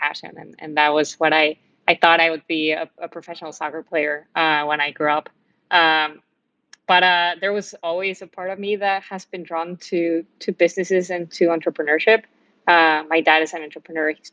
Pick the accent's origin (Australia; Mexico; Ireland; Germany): Mexico; moved away as an adult; also born or lived in Miami, United States; I grew up in Mexico